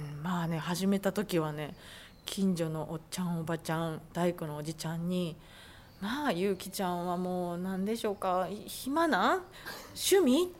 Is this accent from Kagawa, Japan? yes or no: yes; Marugame, Kagawa, Japan; moved away as an adult; also born or lived in Tokyo; 実家の方を見るとまさにうちはそういうあの私がきっとこの会社に山一木材に帰ってこないとこの会社はなくなるんだろうな